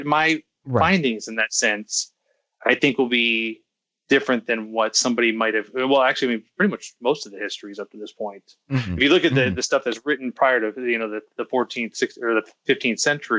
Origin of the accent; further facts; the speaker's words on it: United States; I'm an American